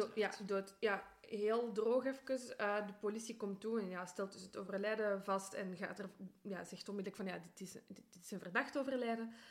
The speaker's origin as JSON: {"language": "Dutch", "town": "Brussels", "region": "Brussels-Capital Region", "country": "Belgium", "also_born_or_lived": "Antwerp", "said": "Ik ben van Brussel"}